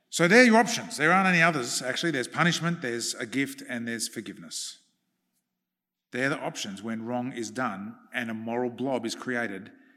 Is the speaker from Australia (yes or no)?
yes; Australia